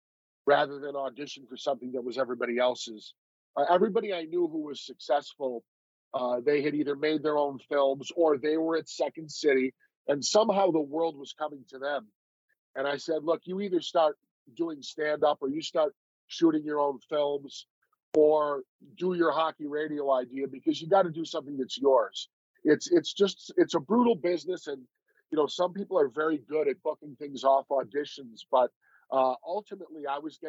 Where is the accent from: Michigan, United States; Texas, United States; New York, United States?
New York, United States; Buffalo; moved away; I grew up in Buffalo, New York, which is, as you know, is a border town